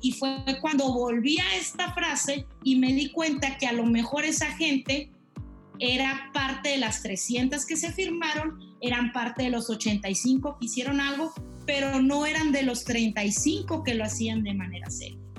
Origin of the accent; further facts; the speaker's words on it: La Paz, Baja California Sur, Mexico; now in Chihuahua, Mexico; Soy originaria de La Paz, Baja California Sur. Actualmente radico en Chihuahua